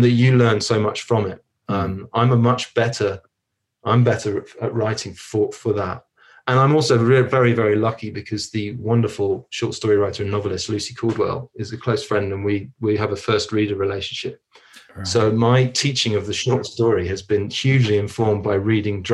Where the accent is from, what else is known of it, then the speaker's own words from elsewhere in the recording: London, United Kingdom; moved away; also born or lived in São Paulo, Brazil; I was born in Hackney in London